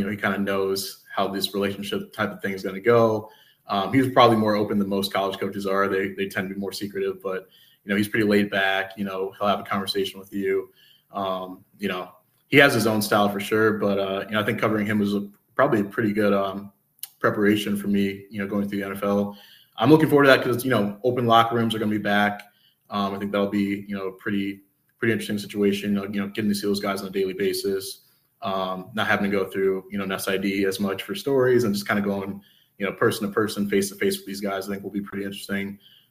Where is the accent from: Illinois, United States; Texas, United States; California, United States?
Illinois, United States; now in Lansing, United States; I grew up in Illinois and wasn't really familiar with the whole Michigan State dynamic other than watching them from afar.